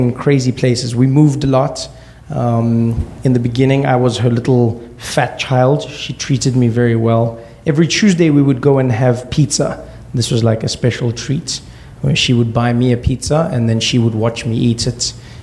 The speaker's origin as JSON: {"language": "English", "country": "South Africa", "tie": "born or raised there", "said": "we grew up in South Africa during apartheid, or I grew up during that time"}